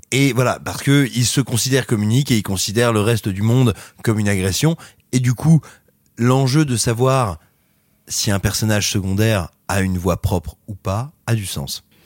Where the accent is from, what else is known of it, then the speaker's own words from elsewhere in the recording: France; chez nous, en France